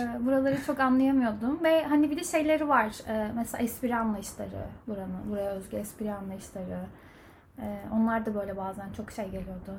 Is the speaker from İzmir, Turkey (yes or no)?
no; Ankara, Turkey; moved away as an adult; also born or lived in United States / Germany; now in Ireland; ben e, Ankara'da doğdum